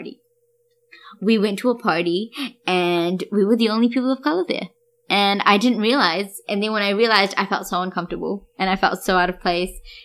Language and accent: English; Wellington, New Zealand; now in Auckland, New Zealand; growing up in Wellington and, you know, then coming over and moving into Auckland